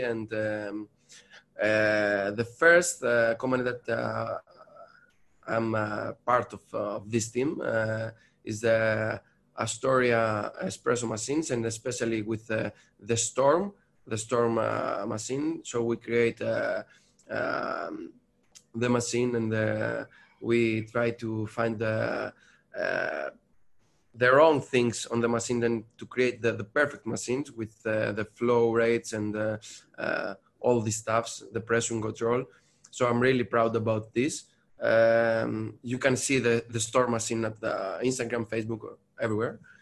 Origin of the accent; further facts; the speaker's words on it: Patras, Western Greece, Greece; now in Athens, Greece; I'm from Greece, sure. I'm, I'm coming from Patras, another place of, of Greece, but now I'm, I'm here in Athens